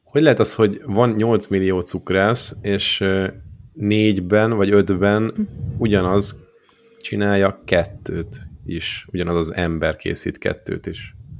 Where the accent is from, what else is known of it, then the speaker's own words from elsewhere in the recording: Borsod-Abaúj-Zemplén, Hungary; a borsodból származom